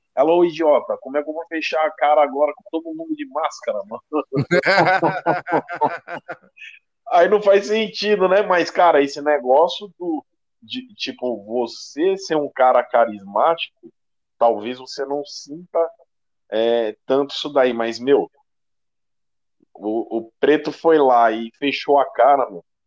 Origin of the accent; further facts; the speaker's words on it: Osasco, São Paulo, Brazil; Eu sou da periferia, eu sou daqui de Osasco